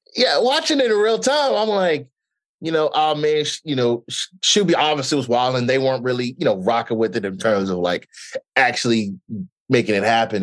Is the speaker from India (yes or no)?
no; Nigeria; I'm also Nigerian